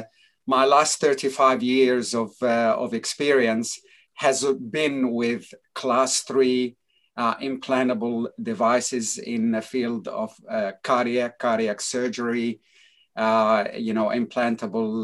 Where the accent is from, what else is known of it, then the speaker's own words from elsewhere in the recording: United States; moved away as an adult; now in Australia; I grew up actually in the United States for 22 years in New York and New Jersey area.